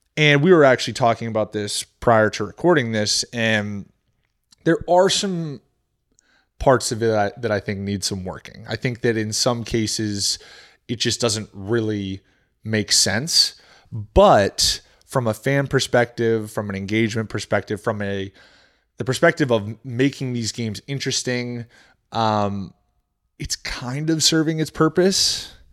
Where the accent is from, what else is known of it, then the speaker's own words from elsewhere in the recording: New Hampshire, United States; moved away; also born or lived in Maine / Florida; I was born in Maine, but grew up in New Hampshire